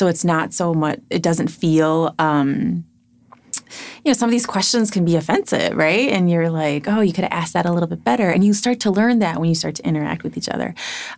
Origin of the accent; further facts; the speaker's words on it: Chicago, Illinois, United States; now in Minnesota, United States; I reply with Chicago. Oh, yeah. Right? I mean, that works too. Born and raised.